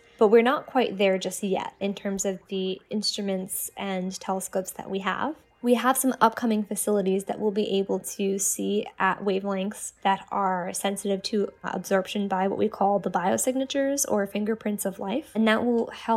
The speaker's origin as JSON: {"language": "English", "town": "New York City", "region": "New York", "country": "United States", "tie": "born or raised there", "said": "I grew up in New York City"}